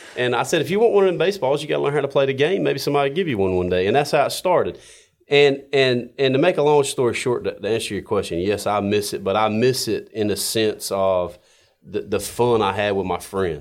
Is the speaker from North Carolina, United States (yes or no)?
yes; Smithfield, North Carolina, United States; born and raised in Smithfield and went to school in Wilson Mills and went to Triple S.